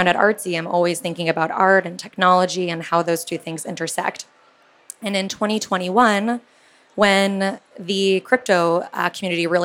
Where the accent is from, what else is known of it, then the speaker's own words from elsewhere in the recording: California, United States; I grew up in California, went to school in the Silicon Valley